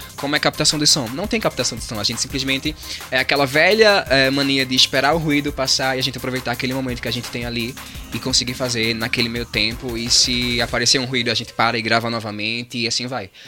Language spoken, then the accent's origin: Portuguese; João Alfredo, Pernambuco, Brazil; na cidade de Bom Jardim, que é a vizinha João Alfredo, onde a gente é